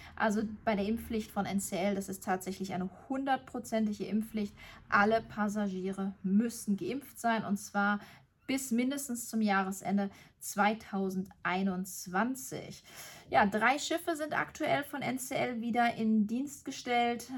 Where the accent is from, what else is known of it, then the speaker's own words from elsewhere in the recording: Germany; bei uns in Deutschland